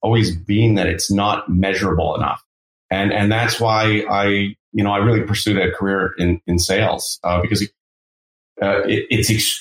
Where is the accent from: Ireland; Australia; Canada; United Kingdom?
Canada; I'm Canadian, born and raised